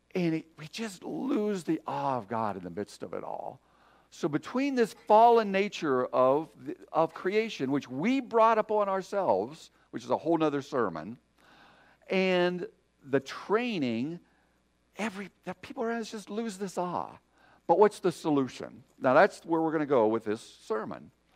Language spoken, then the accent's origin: English; Michigan, United States; I'm from Michigan. We're surrounded by lakes